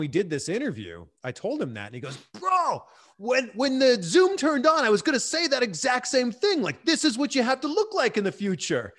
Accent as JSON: {"language": "English", "town": "Pickering", "region": "Ontario", "country": "Canada", "also_born_or_lived": "Vancouver / Cleveland / Miami / Fort Lauderdale", "moved": "as an adult", "lives_now": "Los Angeles, United States", "said": "I'm originally from Pickering"}